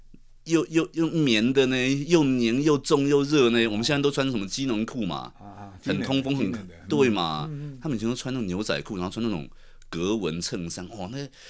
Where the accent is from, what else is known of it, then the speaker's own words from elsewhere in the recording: Taiwan; also born or lived in United Kingdom; 我是台湾来的。